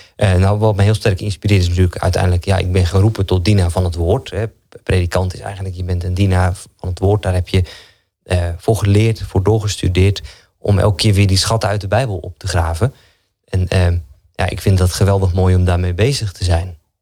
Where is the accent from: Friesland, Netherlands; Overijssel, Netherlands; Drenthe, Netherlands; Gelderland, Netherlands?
Overijssel, Netherlands; Zalk; also born or lived in Doornspijk; now in Genemuiden, Netherlands; ik ben geboren in Zalk, hier niet zo heel ver vandaan, ja. aan de IJssel